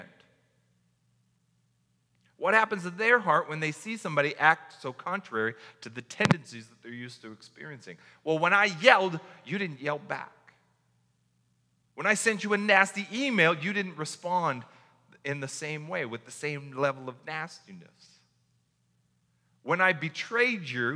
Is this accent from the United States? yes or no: yes; United States; as an American reader of this